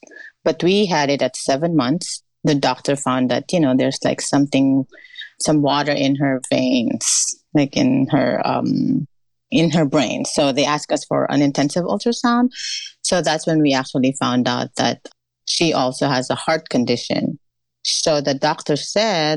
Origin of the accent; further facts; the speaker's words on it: Philippines; moved away as an adult; now in United States; I was raised in the Philippines. I grew up there